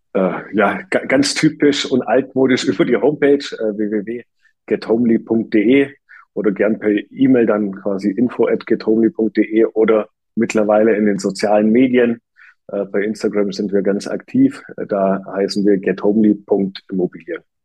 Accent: Germany; bei uns in Deutschland

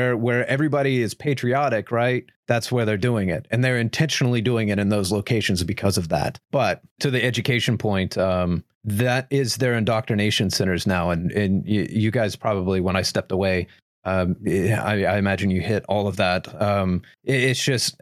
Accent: Oklahoma, United States; I grew up in Oklahoma

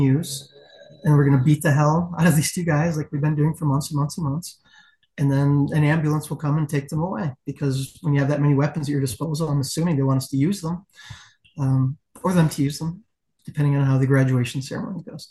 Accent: West Michigan, United States; I am from the West Michigan area.

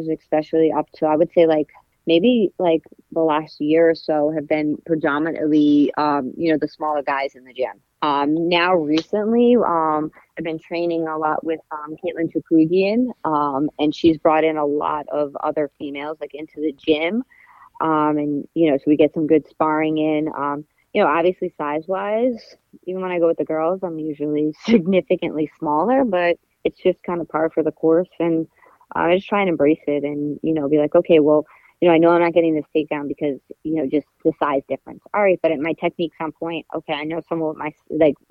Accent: New York City, New York, United States; also born or lived in Bayside, Queens; I grew up in Glendale.

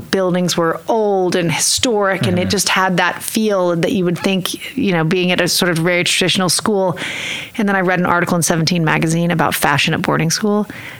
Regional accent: Oklahoma City, Oklahoma, United States; also born or lived in Nichols Hills; I grew up in Oklahoma City. I was born at St. Anthony's Hospital. And I lived at 20th and Class until I was five. And then I moved up here to Nichols Hills. And I went to Westminster and I went to Cassidy.

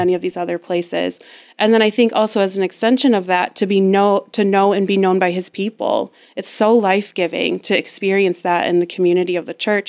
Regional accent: West Michigan, United States; also born or lived in Grand Rapids, Michigan; I was born and raised here in West Michigan, um, and lived here until I was about nineteen

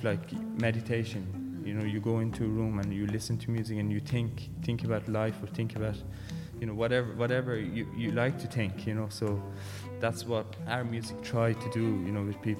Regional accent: Tehran, Tehran Province, Iran; now in Ireland; I'm from Iran, Tehran. I went to music school at the age of 10

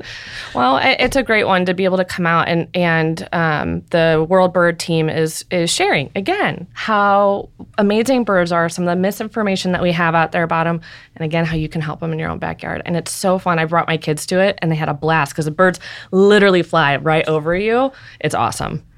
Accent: Ballwin, Missouri, United States; I grew up in Baldwin, Missouri

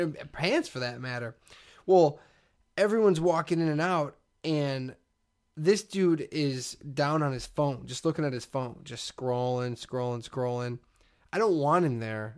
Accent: Chicago, Illinois, United States; I was from Chicago

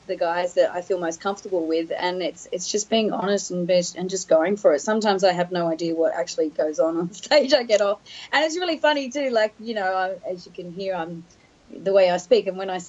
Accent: Sydney, New South Wales, Australia; I'm born and bred Sydney girl

